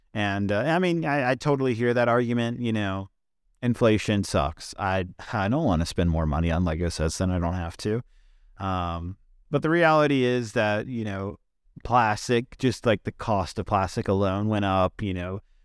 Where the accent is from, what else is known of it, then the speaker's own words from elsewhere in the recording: Virginia, United States; right here in my home state of Virginia